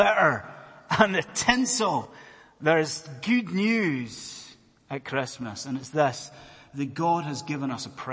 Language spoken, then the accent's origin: English; Scotland, United Kingdom; I am a Scotsman